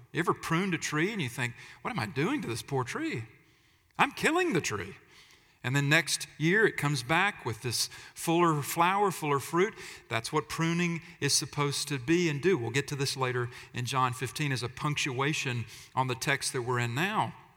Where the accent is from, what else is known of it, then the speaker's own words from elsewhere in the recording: United States; we talk about freedom a lot as Americans